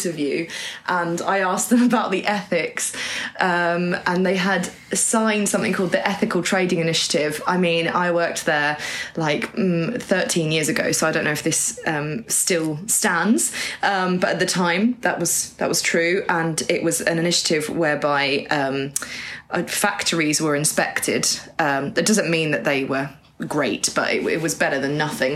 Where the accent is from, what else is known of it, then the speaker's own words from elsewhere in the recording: Norwich, East of England, United Kingdom; I grew up in Norwich